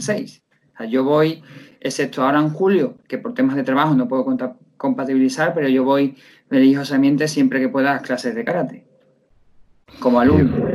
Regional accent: Seville, Andalusia, Spain; soy un profesor de Sevilla que llevo dando clases de karate desde hace 12 años

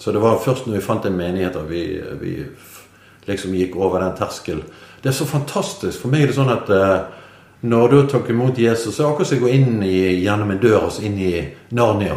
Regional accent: Bergen, Vestland, Norway; moved away as an adult; now in Nordhordland, Norway; jeg er jo bergenser. Mm. Så vi Jeg er født og oppvokst i byen

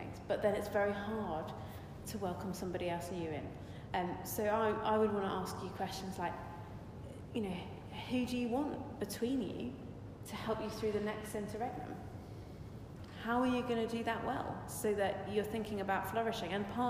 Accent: South East England, United Kingdom; because I come from Surrey and there are lots of people who are leaders

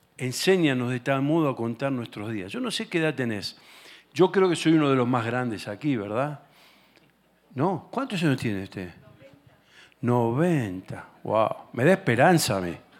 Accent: Argentina; yo, vengo de Argentina

